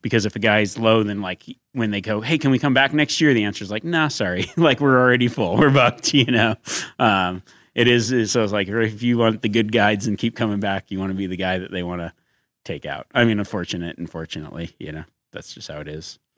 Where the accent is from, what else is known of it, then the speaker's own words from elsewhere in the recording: Nevada, United States; growing up in Nevada